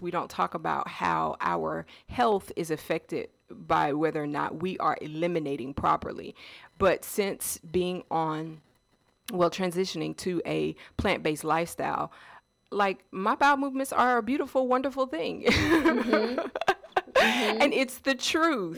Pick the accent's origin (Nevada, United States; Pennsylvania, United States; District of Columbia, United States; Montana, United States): District of Columbia, United States; Washington; also born or lived in North Carolina; now in Georgia, United States; I am originally from um, the DC area.